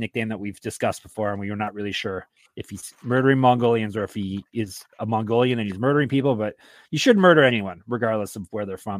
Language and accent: English; Canada; I'm Canadian